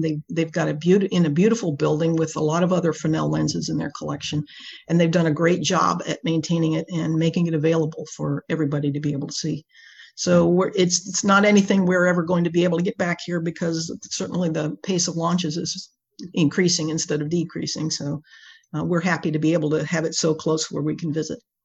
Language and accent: English; Space Coast, Florida, United States; also born or lived in Washington, D.C. / North Carolina; I grew up here on the Space Coast uh, with the space program.